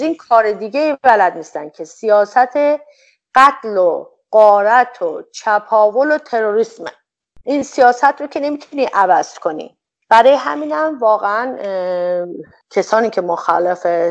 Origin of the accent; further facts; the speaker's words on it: Iran; به عنوان یک ایرانی